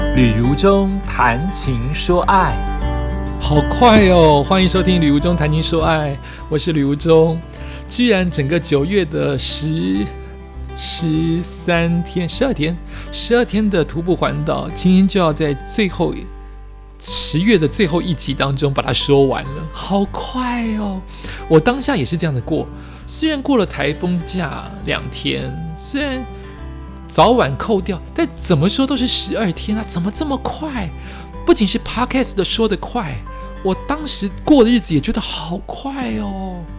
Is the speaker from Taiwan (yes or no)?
yes; Taiwan; 我们台湾人